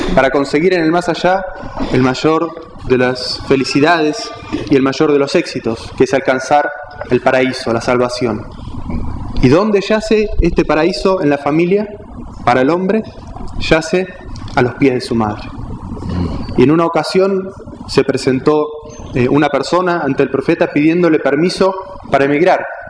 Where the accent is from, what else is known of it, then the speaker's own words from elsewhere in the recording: Argentina; soy argentino, nací en Argentina